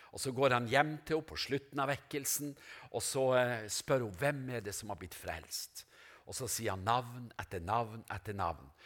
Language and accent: Norwegian; Norway; moved away; Seløya, til øya der jeg kommer fra, Pelgrimskysten